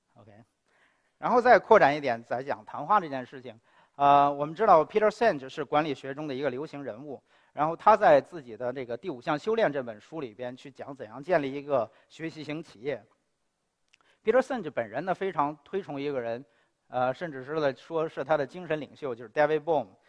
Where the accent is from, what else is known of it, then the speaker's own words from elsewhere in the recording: China; 我是一个中国人